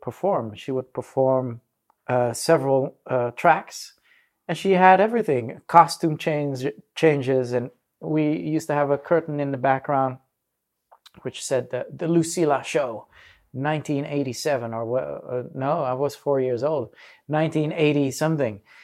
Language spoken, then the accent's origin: English; Netherlands; also born or lived in Manila, Philippines / Africa; when I was four years old, we settled out in the Netherlands.